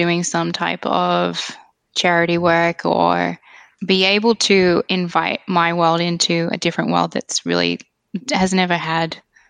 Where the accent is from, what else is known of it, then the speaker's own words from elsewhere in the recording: Kuwait; especially when I was growing up in Kuwait, because it was still such a new, I guess, country, there was so little there.